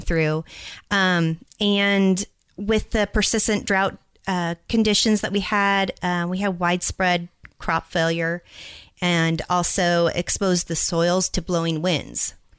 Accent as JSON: {"language": "English", "town": "Albany", "region": "Oregon", "country": "United States", "also_born_or_lived": "California / Louisiana", "moved": "yes", "lives_now": "Idaho, United States", "said": "I'm originally from Oregon."}